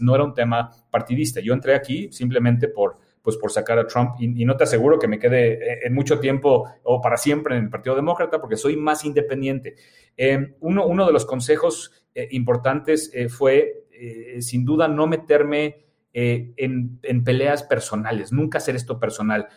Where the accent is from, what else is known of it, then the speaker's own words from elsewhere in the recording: Mexico; also born or lived in Germany (half German); como mexicanos